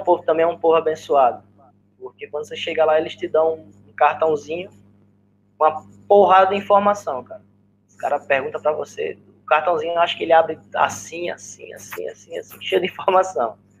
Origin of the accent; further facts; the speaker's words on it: Arapiraca, Alagoas, Brazil; accent: nordestino; moved away as an adult; eu vim do interior de Alagoas, eu vim de Irapiraca